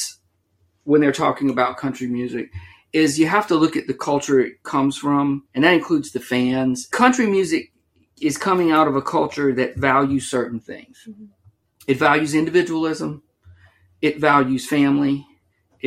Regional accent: Cajun, Louisiana, United States; For me as a Cajun

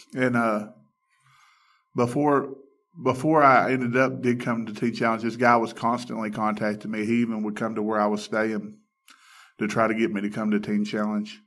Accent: Alabama, United States; I grew up in Alabama

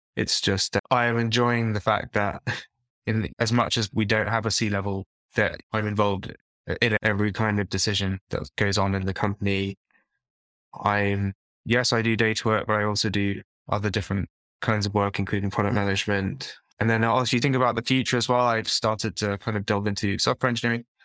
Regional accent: London, United Kingdom; I'm from London, and I grew up in East London

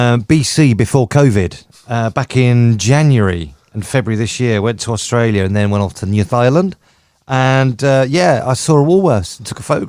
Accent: Belfast, Northern Ireland, United Kingdom; What about you? I'm from Belfast now.

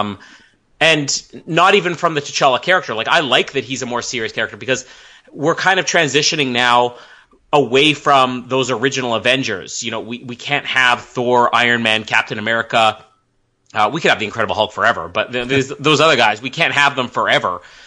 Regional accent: Canada; as a Canadian

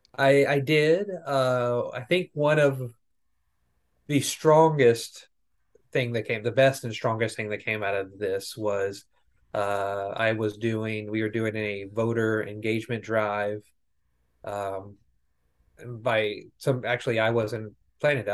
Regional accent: rural Tennessee, United States; moved away as an adult; also born or lived in West Plains, Missouri; now in Jefferson City, United States; I was born in West Plains, Missouri. Um, I moved to rural Tennessee when I was about eight years old, and I lived there for almost twenty years

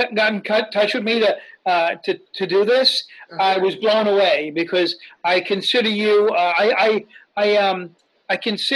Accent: Bay Shore, New York, United States; also born or lived in Islip, New York; Bayshore, which is where I was from

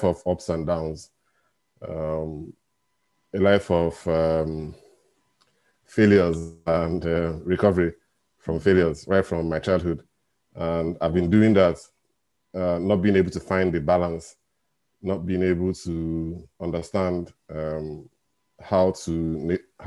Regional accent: Nigeria; now in Glasgow, United Kingdom; I'm in Nigeria, and I was born in Nigeria. And I live in the UK.

